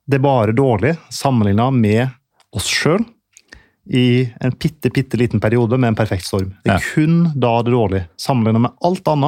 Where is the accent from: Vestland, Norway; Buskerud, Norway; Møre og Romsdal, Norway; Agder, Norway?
Møre og Romsdal, Norway; Ålesund; moved away; Jeg husker jeg er jo fra Ålesund sjøl, selv om dialekta er avslipet etter mange år ute.